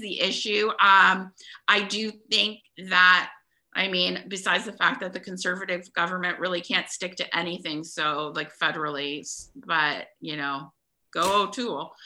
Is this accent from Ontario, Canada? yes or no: yes; Ontario, Canada; I'm from Ontario